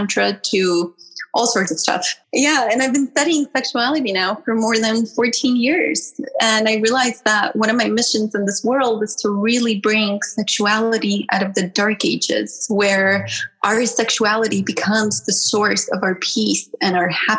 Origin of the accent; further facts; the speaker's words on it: Armenia; moved away; I was born in Armenia during the Soviet era in a very conservative household